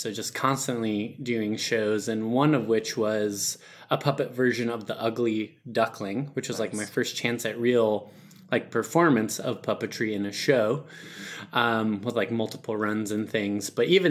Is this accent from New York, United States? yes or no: yes; Perry, New York, United States; In Perry, New York, a very tiny town in between Buffalo, Rochester, where there are more cows than humans. So super rural, didn't know what theater was growing up.